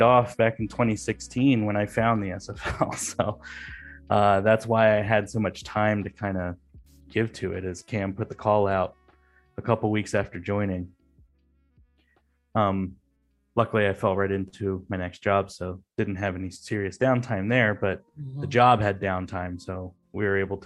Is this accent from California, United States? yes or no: no; outside Philadelphia, Pennsylvania, United States; moved away as an adult; I grew up outside of Philly.